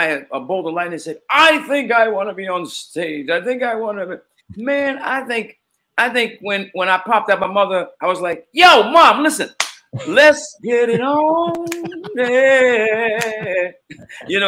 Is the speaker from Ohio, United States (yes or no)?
no; New York City, New York, United States; Growing up in Queens